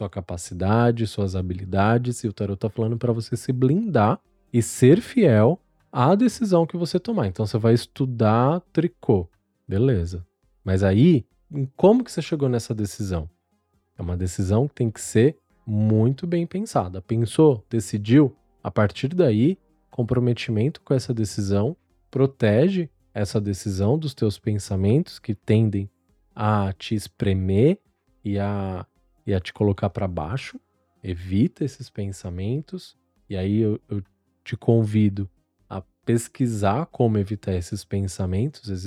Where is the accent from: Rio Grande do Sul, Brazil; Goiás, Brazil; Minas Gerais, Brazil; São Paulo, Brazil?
Goiás, Brazil; Anápolis; sou de Anápolis, Goiás.